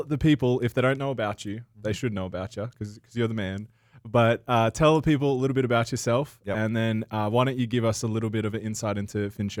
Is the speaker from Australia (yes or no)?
yes; Australia; Not that I'm from the UK, I'm from Australia.